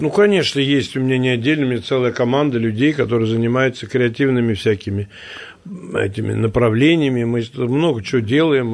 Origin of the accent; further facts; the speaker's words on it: Moscow, Russia; Я говорю, из России. Он говорит, а город? Я говорю, Москва